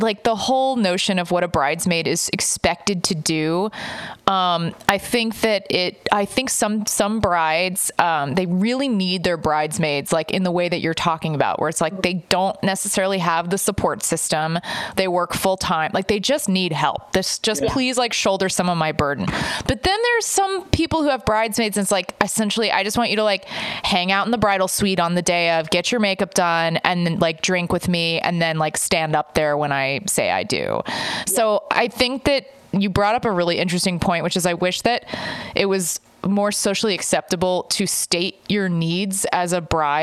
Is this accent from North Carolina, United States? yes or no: no; Texas, United States; I grew up in Texas